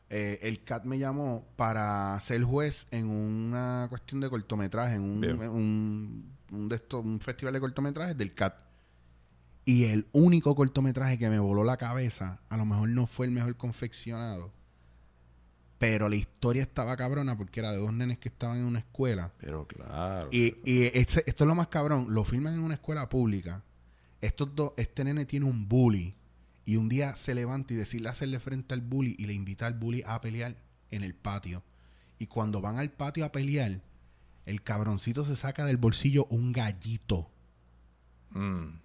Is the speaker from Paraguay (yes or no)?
no; Puerto Rico; esto es lo que yo soy como puertorriqueño